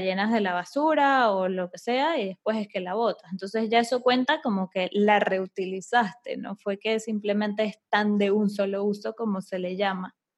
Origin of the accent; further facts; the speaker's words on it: Venezuela; yo soy de Venezuela